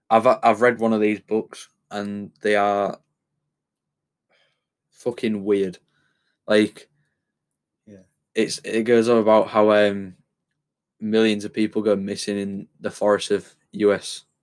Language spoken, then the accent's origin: English; United Kingdom; being British